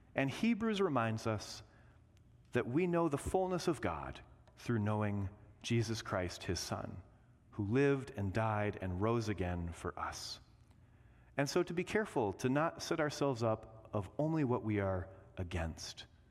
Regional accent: Indiana, United States; growing up in Indiana, we always went to Six Flags Great America

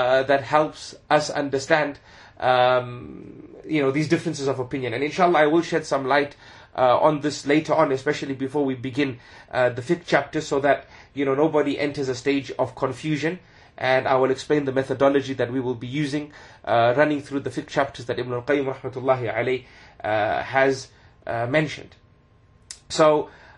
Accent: Zimbabwe; moved away; also born or lived in United Kingdom; when I grew up in Zimbabwe and even in the UK

